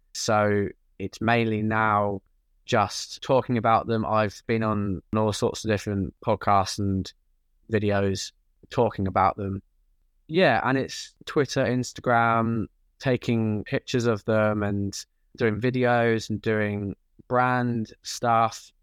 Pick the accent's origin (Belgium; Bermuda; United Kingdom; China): United Kingdom; Norwich, East of England; moved away as an adult; now in London, United Kingdom; I am originally from Norwich, and I always lived there until I moved to London for uni